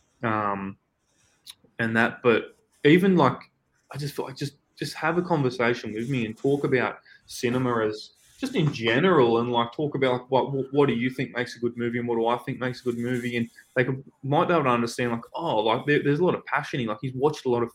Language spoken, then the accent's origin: English; Newcastle, New South Wales, Australia; moved away as an adult; now in Sydney, Australia; here in our hometown in Newcastle, but we're about 2 hours away from Sydney, where I'm living at the moment.